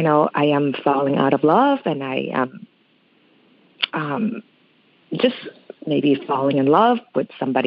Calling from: Michigan, United States; I am calling from Michigan.

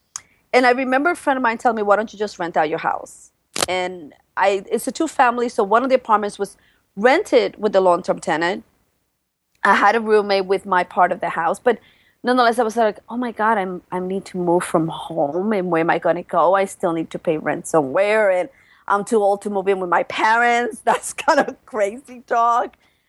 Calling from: Brooklyn, New York, United States; And I am coming from Brooklyn, New York. And come on, Brooklyn is so cool nowadays. We're almost like our own country. We're better than Manhattan nowadays.

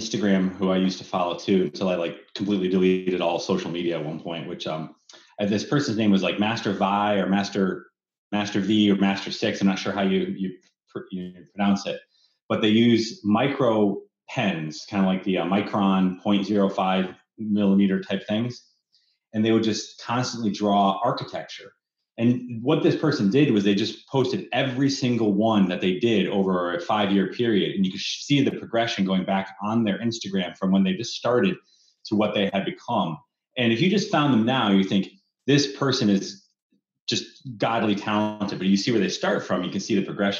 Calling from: Bellevue, Washington, United States; Bellevue, Washington.

